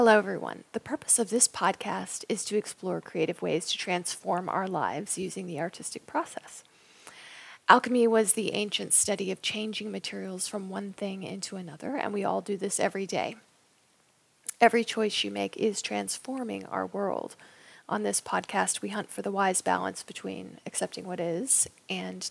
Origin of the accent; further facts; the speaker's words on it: Raleigh, North Carolina, United States; moved away; I'm from Raleigh, North Carolina, and I'm most likely going to be moving back there.